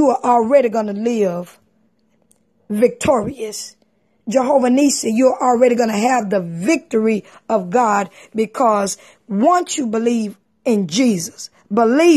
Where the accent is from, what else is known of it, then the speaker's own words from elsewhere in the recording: Texas, United States; I'm from Texas